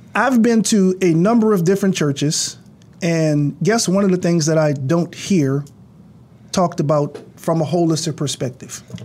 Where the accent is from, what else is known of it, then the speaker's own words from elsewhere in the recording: New Orleans, Louisiana, United States; I come from Ninth Ward, New Orleans